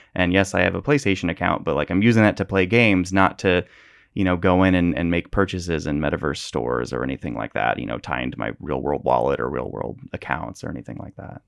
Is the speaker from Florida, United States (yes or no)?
no; Northern California, United States; I grew up in Northern California, which burns every year.